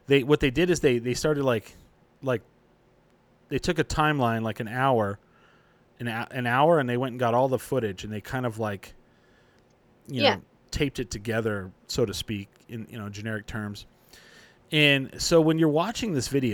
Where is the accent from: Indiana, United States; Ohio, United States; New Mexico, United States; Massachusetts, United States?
New Mexico, United States; Clovis; moved away as an adult; also born or lived in Grady, New Mexico / Portales, New Mexico; I grew up 15 years in Clovis, then we moved to Grady, New Mexico. That's where I went to high school